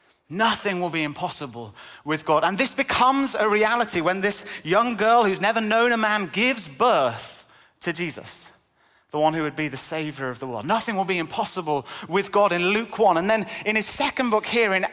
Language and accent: English; North West England, United Kingdom; accent: northern; now in Cambridge, United Kingdom; I was born and brought up in Cumbria in the northwest. 14 years in Cambridge has kind of knocked a lot of the accent out of me.